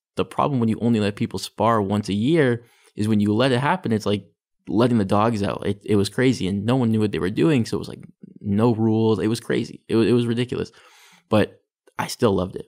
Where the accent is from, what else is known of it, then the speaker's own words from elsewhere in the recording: Richmond Hill, Ontario, Canada; also born or lived in Vancouver; my parents moved to, um, to Richmond Hill. So that's where I grew up. I grew up in Richmond Hill.